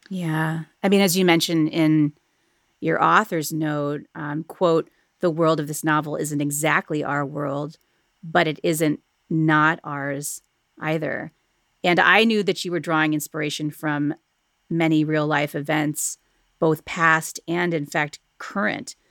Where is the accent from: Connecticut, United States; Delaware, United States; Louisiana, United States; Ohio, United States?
Ohio, United States; Cleveland; here in my hometown of Cleveland, Ohio